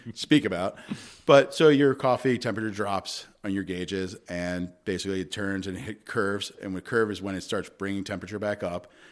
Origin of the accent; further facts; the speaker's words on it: Long Island, New York, United States; moved away; I grew up on Long Island